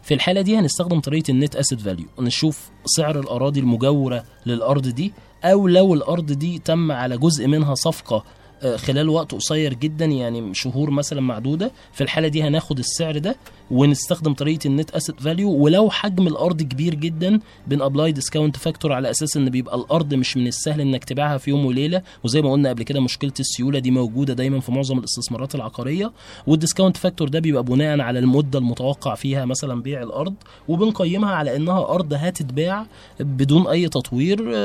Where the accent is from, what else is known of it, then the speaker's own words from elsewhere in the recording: Egypt; عندنا في مصر